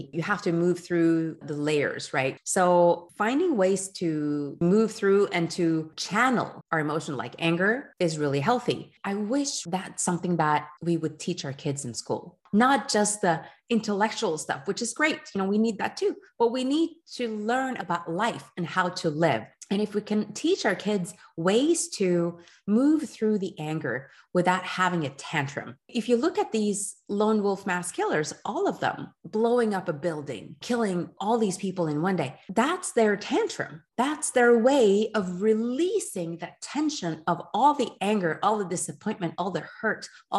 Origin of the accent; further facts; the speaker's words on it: Geneva, Switzerland; first language French; English is a second language; moved away as an adult; now in Oslo, Norway; you know, we came from Switzerland, from Geneva, French speaking. So we had our kids for 2 years in the Norwegian public system, and then we moved them over to the French school in Oslo.